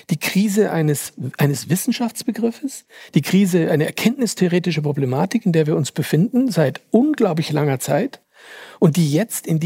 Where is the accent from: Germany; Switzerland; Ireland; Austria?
Austria; Finde ja interessant, dass ich hier eingeladen werde als Österreicher für den Jahresrückblick für Deutschland.